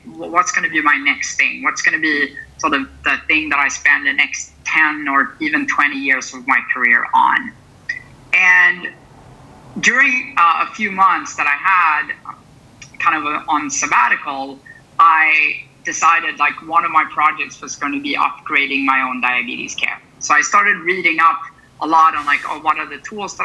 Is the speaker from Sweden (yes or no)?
yes; Sweden; moved away as an adult; now in San Francisco, United States; I'm originally from Sweden, which is a small country in the far north, quite far from where I am today in San Francisco, California